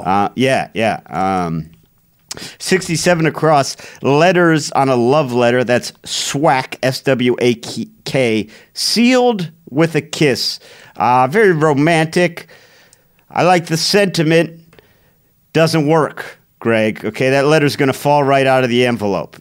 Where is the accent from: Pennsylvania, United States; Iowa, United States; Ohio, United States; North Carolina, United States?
Ohio, United States; Cleveland; growing up in Cleveland, I had a bunch of friends that went there.